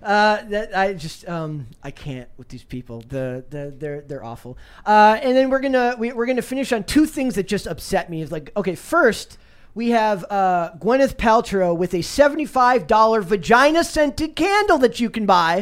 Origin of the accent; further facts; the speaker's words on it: Minnesota, United States; I'm from Minnesota